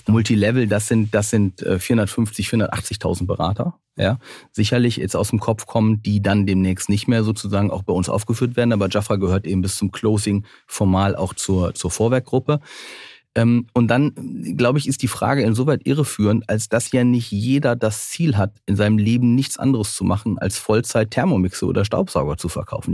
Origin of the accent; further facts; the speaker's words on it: North Rhine-Westphalia, Germany; ich bin ja auch am Niederrhein groß geworden